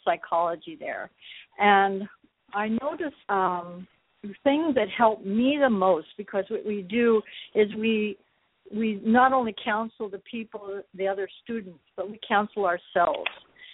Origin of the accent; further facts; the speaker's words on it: Colorado, United States; I come from Colorado